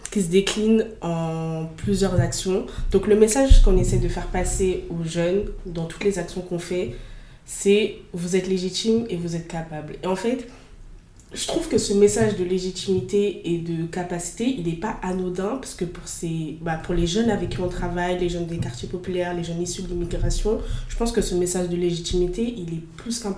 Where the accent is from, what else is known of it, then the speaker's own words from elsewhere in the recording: Fos-sur-Mer, Provence-Alpes-Côte d'Azur, France; elle est née dans la ville où j'ai grandi, euh, à Fos.